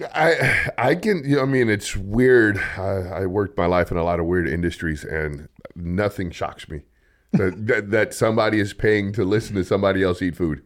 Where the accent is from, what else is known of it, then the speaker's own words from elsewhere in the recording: Los Angeles, California, United States; now in Bakersfield, United States; I'm from Los Angeles.